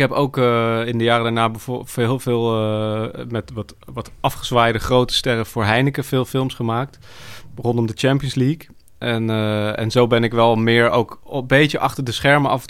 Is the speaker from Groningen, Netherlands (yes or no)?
no; Arnhem, Gelderland, Netherlands; Eh, en ik eh, ben geboren en getogen in Arnhem.